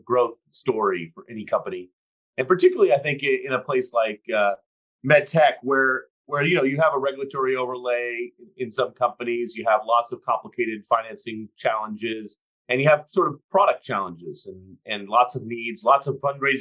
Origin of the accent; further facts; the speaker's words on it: San Francisco, California, United States; So I grew up in San Francisco. I practice in San Francisco now